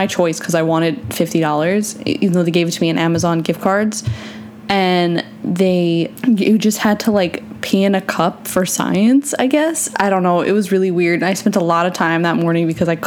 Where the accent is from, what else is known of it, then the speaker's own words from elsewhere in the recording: New York, United States; now in Florida, United States; I'm from New York